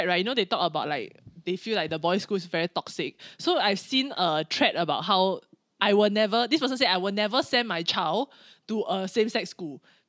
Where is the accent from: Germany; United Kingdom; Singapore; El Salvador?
Singapore